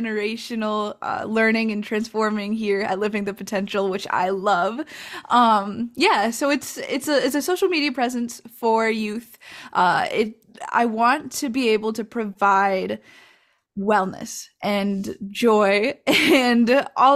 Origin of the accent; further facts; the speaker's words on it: La Crosse, Wisconsin, United States; I'm from Ho-Chunk land and Wisconsin, currently known today as La Crosse, Wisconsin